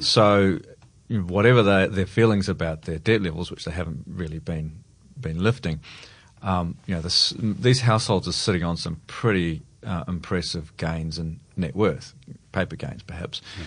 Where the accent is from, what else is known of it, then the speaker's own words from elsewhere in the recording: New Zealand; now in Australia; I'm a Kiwi originally